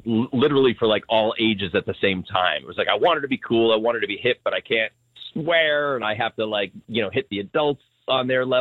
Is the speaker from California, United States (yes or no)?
no; Long Island, New York, United States; moved away; also born or lived in Marlboro, New Jersey; Well, I'm from Long Island originally.